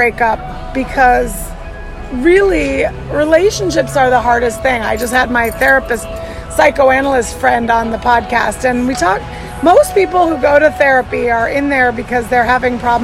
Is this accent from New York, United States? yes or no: no; Arizona, United States; also born or lived in Chicago; I grew up in Arizona, so which is very Mexican